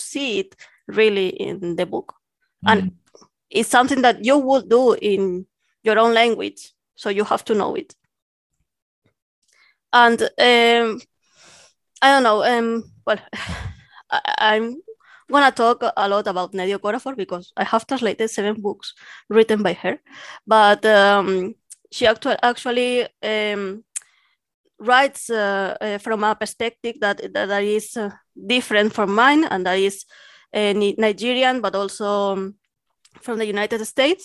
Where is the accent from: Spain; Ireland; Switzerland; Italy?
Spain; Catalonia; first language Catalan; English is a second language; my mother tongue actually is Catalan